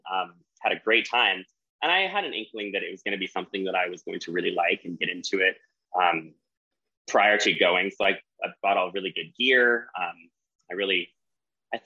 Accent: Central Oregon, United States; I came from Central Oregon, or that's where I was raised

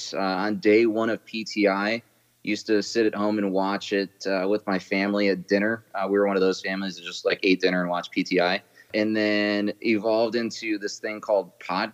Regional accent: Pinckney, Michigan, United States; I grew up about an hour outside of Detroit in the middle of nowhere, Michigan

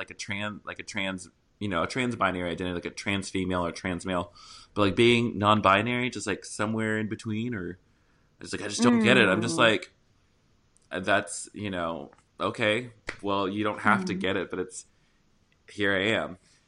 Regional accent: the South, United States; accent: Southern; And I'm from the South also, so I used to talk like that, people. So I'm not classist. I'm just Southern.

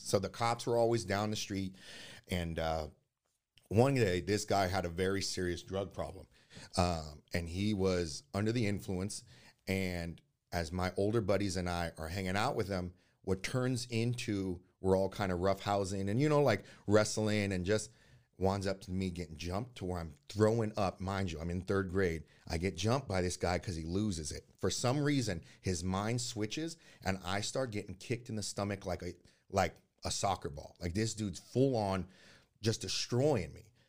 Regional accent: Oakland, California, United States; also born or lived in Hayward; I was born in Oakland, uh, January fifteenth, nineteen eighty-nine

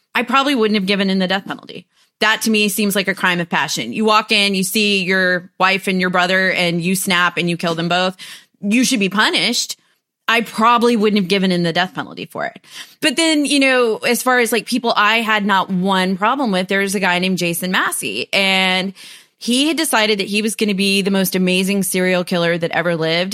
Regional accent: United States; also born or lived in Huntsville, Texas; I'm American.

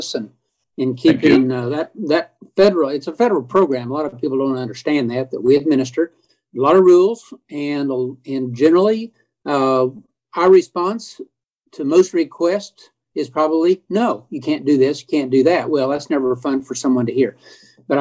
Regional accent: Edmond, Oklahoma, United States; Growing up in Edmond, we had zero Black families there

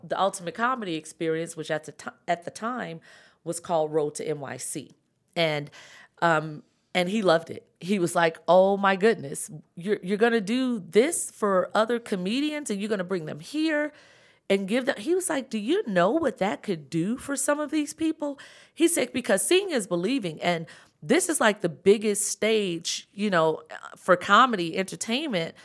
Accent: Chicago, Illinois, United States; moved away as an adult; also born or lived in Atlanta; I'm from Chicago, South Side

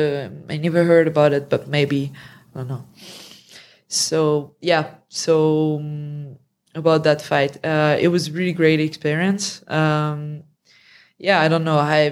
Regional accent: France; accent: French; My French accent.

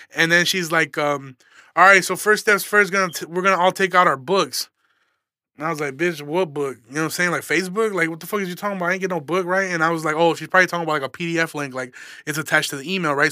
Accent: Aurora, Illinois, United States; I'm a comedian from Aurora, Illinois.

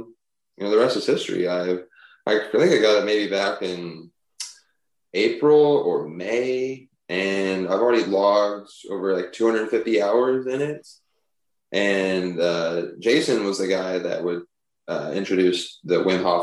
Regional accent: Dallas, Texas, United States; moved away as an adult; also born or lived in New York; I'm born and raised in Dallas

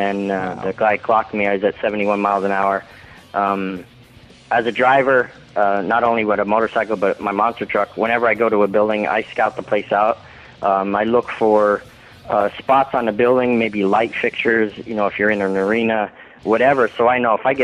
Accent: Philadelphia, Pennsylvania, United States; moved away as an adult; now in North Carolina, United States; it seemed like that was my hometown

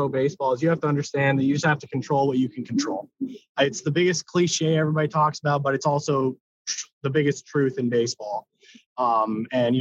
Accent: Okotoks, Alberta, Canada; I was back in my hometown of Okotoks, Alberta, Canada

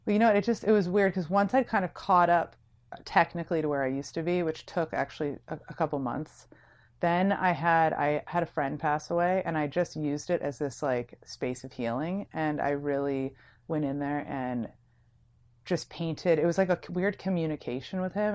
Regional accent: San Francisco, California, United States; moved away as an adult; also born or lived in New York; I'm from San Francisco.

